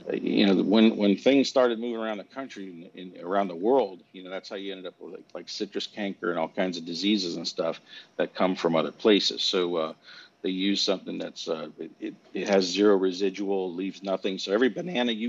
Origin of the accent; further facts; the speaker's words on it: United States; as an American, when you're born here